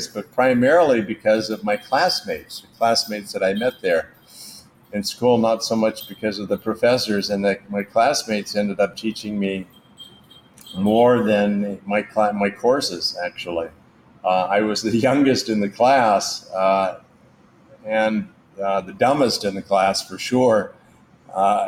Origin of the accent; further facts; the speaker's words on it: Anaheim, California, United States; now in Southeast Asia; I grew up in Anaheim and amongst the walnut groves and the orange groves.